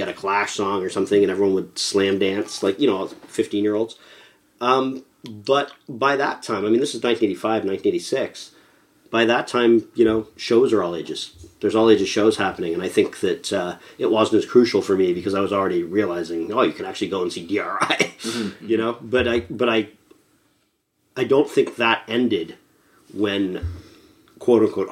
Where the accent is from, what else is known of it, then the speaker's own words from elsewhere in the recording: Toronto, Ontario, Canada; Growing up in Scarborough